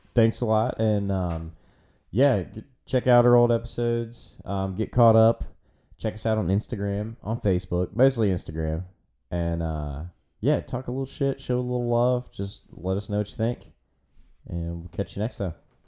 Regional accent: United States; born here yeah yep still here

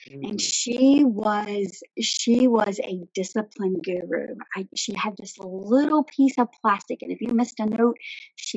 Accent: Bowling Green, Virginia, United States; I was born just outside of Bowling Green, Virginia, within Caroline County. I grew up there

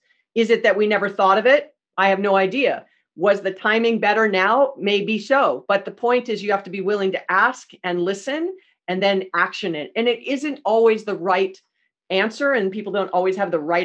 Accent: Hawaii, United States; I'm from Hawaii, born and raised, and Sears was the only department store we had when I was a kid

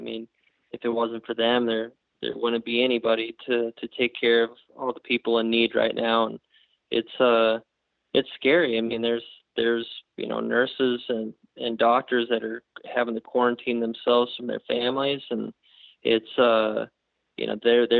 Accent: Pacific Northwest, United States; growing up in the Northwest

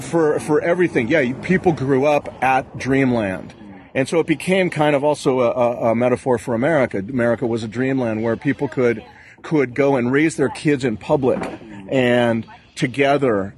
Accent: Southern California, United States; I grew up in the Southern California

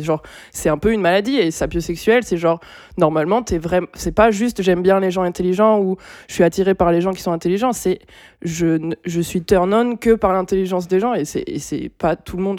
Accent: Bordeaux, Nouvelle-Aquitaine, France; also born or lived in Pessac; parce qu'on vient de Bordeaux

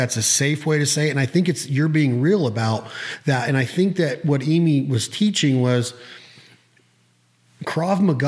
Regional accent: Reno, Nevada, United States; I grew up in Reno

